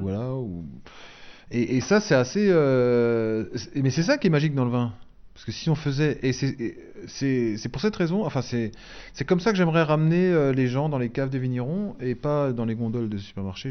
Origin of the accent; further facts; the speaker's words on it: Alsace, Grand Est, France; j'habite pas Avignon, j'habite pas euh, Toulon, j'habite pas. Donc, euh, je suis alsacien